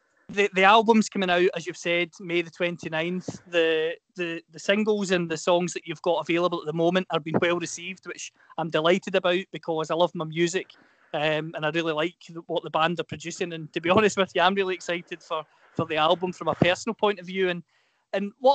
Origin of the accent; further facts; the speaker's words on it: Inverclyde, Scotland, United Kingdom; I'm from Inverclyde, so not too far away